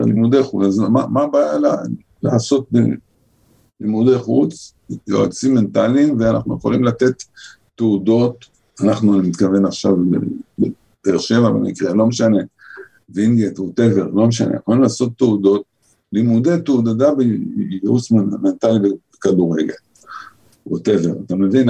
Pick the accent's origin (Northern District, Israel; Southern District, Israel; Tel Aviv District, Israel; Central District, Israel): Tel Aviv District, Israel; Holon; אני גדלתי בחולון של שנת ה, שנות ה-50 וה-60